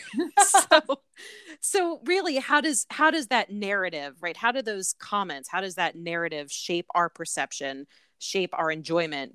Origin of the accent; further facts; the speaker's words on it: Connecticut, United States; moved away as an adult; also born or lived in Atlanta / Birmingham; I am from Connecticut. I was born and raised there um, in a small town in the suburbs of, of New York City, in one of those commuter towns.